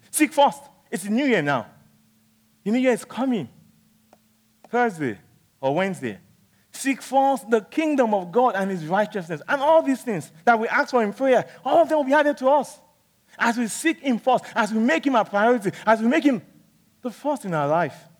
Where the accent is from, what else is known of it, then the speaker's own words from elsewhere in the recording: Nigeria; when I was young, growing up in Nigeria